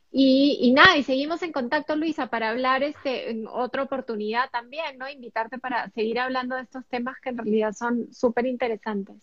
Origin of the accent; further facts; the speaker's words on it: Peru; Nosotras dos, tanto … como yo, somos peruanas